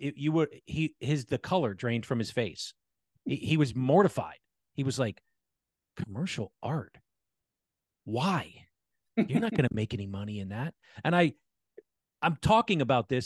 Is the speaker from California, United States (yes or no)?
no; Allentown, Pennsylvania, United States; I grew up in Allentown.